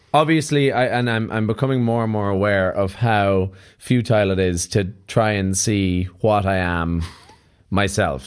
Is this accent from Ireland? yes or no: yes; Ireland; being Irish